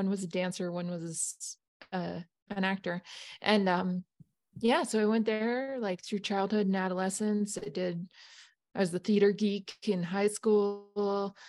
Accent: Steamboat Springs, Colorado, United States; I grew up in a household that really valued the arts. My dad made a point. I grew up in Steamboat Springs, Colorado, which is like 3 hours northwest of Denver.

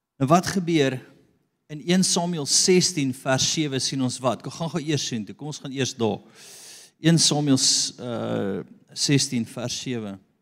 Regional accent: South Africa; Ek is van Afrika.

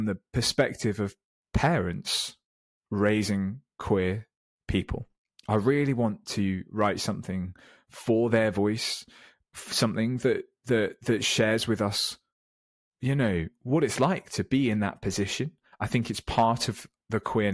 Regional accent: Weymouth, South West England, United Kingdom; now in London, United Kingdom; I came out in my hometown down in Weymouth in Dorset

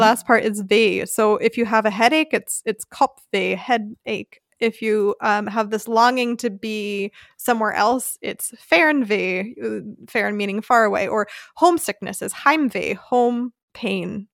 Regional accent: United States; now in Germany; my family and my home country

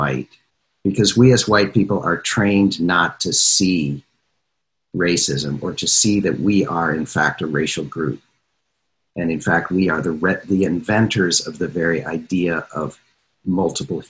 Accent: Minnesota, United States; growing up in a smallish town in Minnesota in the 70s and so on, which was a virtually entirely white place

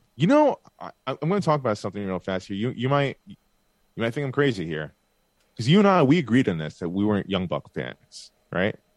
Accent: Bay Shore, New York, United States; moved away; Great South Bay Brewery in Bayshore, New York that's my hometown over there. Oh, next to my hometown over there, very close to where I used to live

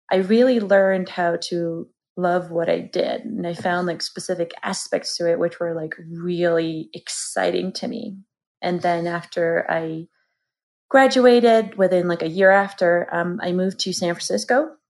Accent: Georgia; moved away as an adult; now in United States; originally from country of Georgia.

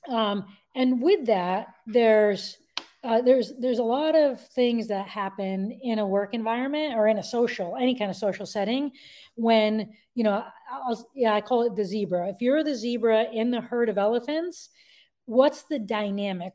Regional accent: Connecticut, United States; I was born and raised in Connecticut

